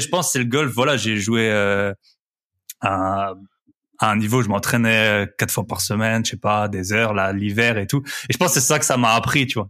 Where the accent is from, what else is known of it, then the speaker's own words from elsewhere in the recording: Alsace, Grand Est, France; je suis d'Alsace